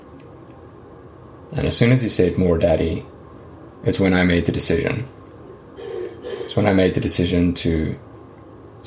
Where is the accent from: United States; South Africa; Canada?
South Africa; moved away as an adult; So I grew up in South Africa, and I spent most of my life there. I think I left when I was about 29 or 30